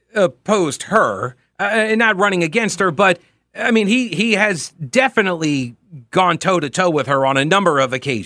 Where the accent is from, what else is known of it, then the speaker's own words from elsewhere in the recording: Long Island, New York, United States; now in Charlotte, United States; I grew up in Long Island.